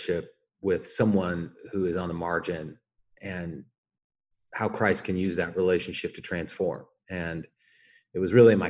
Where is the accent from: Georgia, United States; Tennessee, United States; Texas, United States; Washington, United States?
Washington, United States; Spokane; moved away as an adult; now in Portland, United States; I was originally born and raised in Spokane, Washington, in the Inland Empire